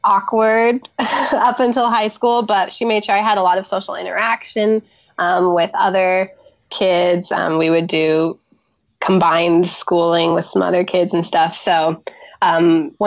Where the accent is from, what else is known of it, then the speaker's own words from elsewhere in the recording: Washington, United States; Grew up in Washington State on my grandparents' apple orchard